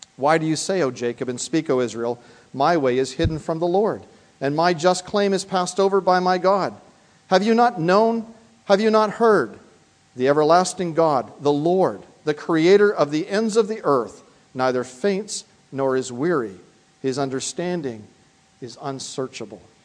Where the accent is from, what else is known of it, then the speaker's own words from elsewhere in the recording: Canada; moved away as an adult; now in United States; I travel also on a Canadian passport, and that tells me that I am from the Dominion of Canada.